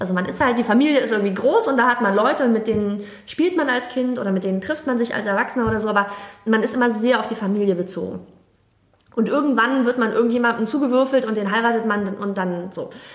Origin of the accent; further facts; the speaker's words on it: Germany; also born or lived in Jeddah, Saudi Arabia; bei uns in Deutschland